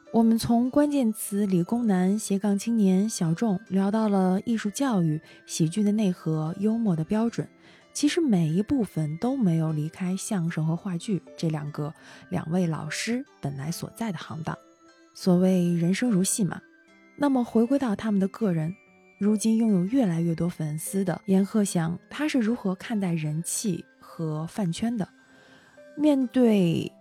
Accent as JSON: {"language": "Chinese", "region": "Northeast China", "country": "China", "said": "因为我是东北人"}